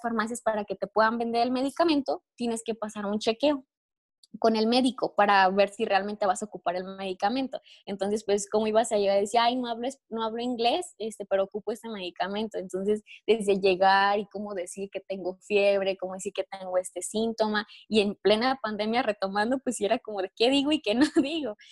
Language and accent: Spanish; Mexico; yo soy mexicana